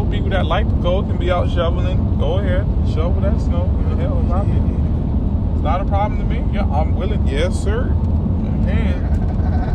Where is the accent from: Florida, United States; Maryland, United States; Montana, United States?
Florida, United States; Miami; I'm from Miami